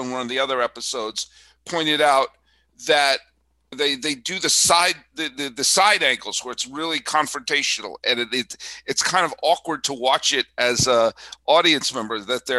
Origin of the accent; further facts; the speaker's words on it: Weston, Massachusetts, United States; Harold Russell was from Wayland, which was the next town over from where I grew up. I grew up in Weston.